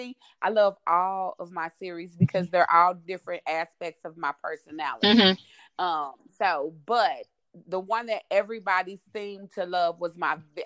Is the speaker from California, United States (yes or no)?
no; St. Louis, Missouri, United States; I live in the Midwest, I'm from St. Louis, Missouri